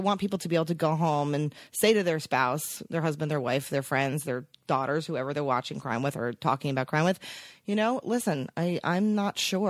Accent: Teaneck, New Jersey, United States; moved away as an adult; also born or lived in Los Angeles / New York; I grew up in Teaneck, New Jersey.

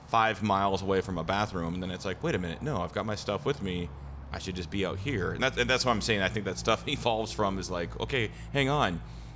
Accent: Pacific Northwest, United States; we are from the Great Northwest.

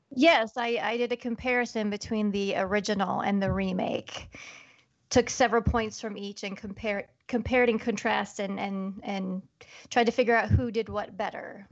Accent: Iowa, United States; I'm from Iowa, born and raised, Midwest gal

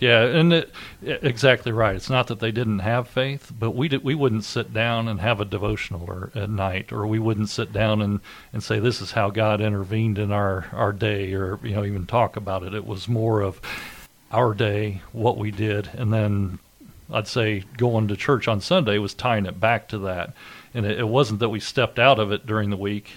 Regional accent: Indiana, United States; also born or lived in Decatur, Indiana / Milan, Indiana / Greensburg, Indiana / West Lafayette, Indiana; I grew up in Indiana. I've lived pretty much my whole life here

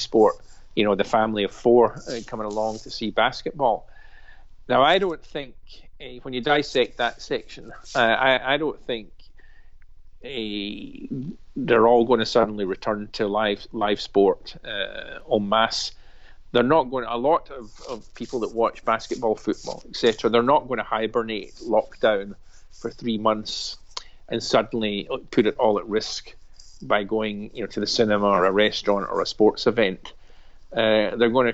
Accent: Glasgow, Scotland, United Kingdom; I'm a Glaswegian. I live in the West End, that's down the road.

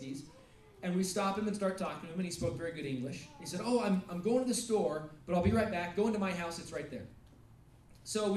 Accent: United States; also born or lived in Russia

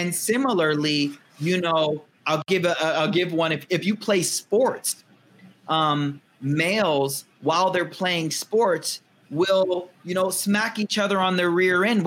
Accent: United States; I'm American raised

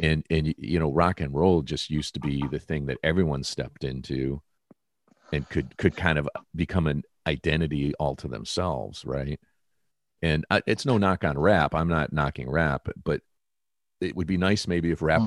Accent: Detroit, Michigan, United States; moved away; being a kid growing up in Detroit

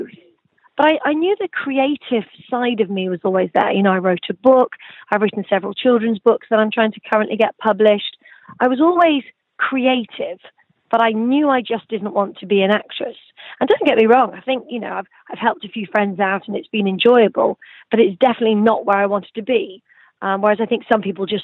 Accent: the centre of England, United Kingdom; moved away as an adult; also born or lived in Suffolk, England / Nottingham; now in Los Angeles, United States; I was moved to the center of England, where I lived most of my life, attending school

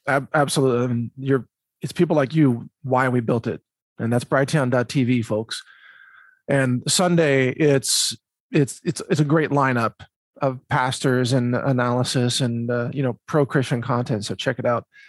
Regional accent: Midwest, United States; I grew up in the Midwest, went to university in the Midwest

